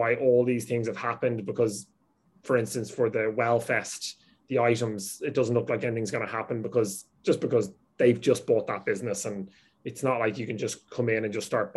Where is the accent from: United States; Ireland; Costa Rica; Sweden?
Ireland; I grew up with that in Ireland with business.